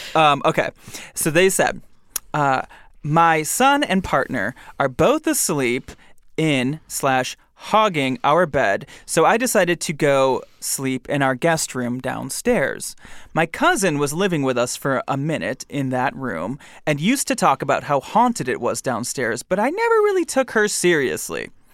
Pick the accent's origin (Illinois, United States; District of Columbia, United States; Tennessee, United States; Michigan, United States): Michigan, United States; I'm from Michigan